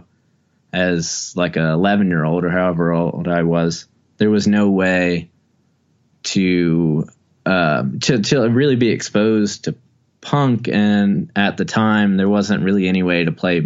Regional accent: Wilmington, North Carolina, United States; growing up in Wilmington, North Carolina

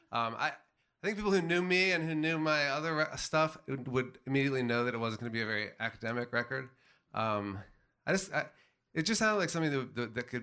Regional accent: Washington, District of Columbia, United States; I grew up in Washington, D.C.

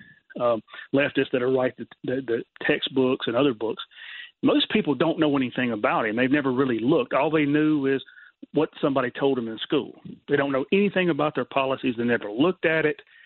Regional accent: Mississippi, United States; moved away; I'm a Southerner. I'm originally from Mississippi

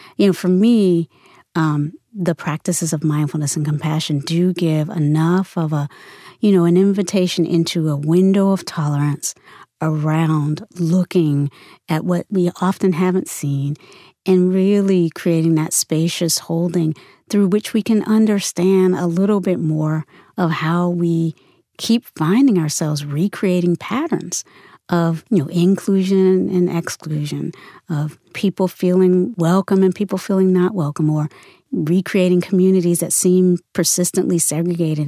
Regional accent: Virginia, United States; also born or lived in North Carolina; now in San Francisco, United States; I grew up in the South. I was born in North Carolina and raised mostly in Virginia

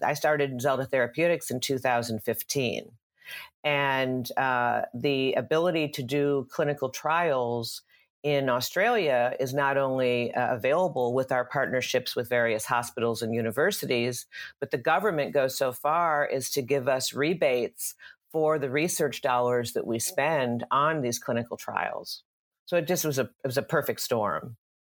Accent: Dallas, Texas, United States; moved away as an adult; now in California, United States; I grew up in Dallas, Texas, uh, and came to California in the early nineties

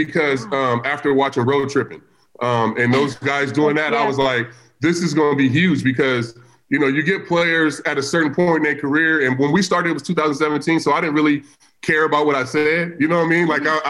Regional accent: Vallejo, California, United States; from Vallejo, California, from the Crest.

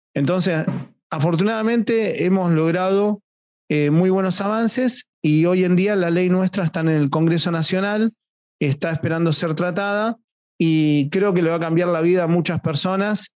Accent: Argentina; mi país

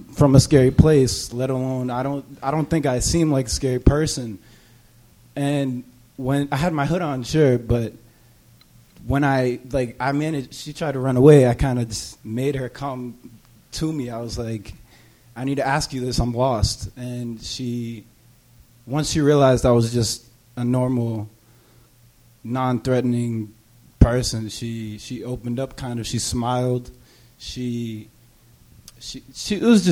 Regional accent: Cambridge, Massachusetts, United States; also born or lived in Malden; I was raised here in Cambridge.

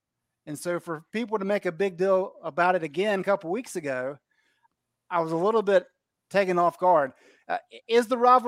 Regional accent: Gastonia, North Carolina, United States; I grew up in Gastonia.

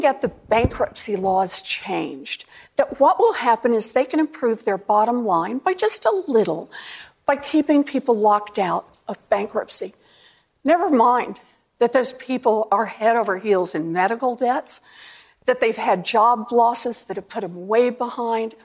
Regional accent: Oklahoma, United States; moved away; I grew up out in Oklahoma

